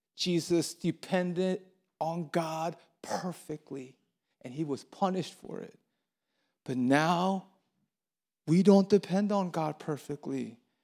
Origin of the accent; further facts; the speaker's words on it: Baltimore, Maryland, United States; moved away as an adult; now in Atlanta, United States; I'm from Baltimore, Maryland, and, um, I moved here a month ago, and I'm homesick. I miss Baltimore.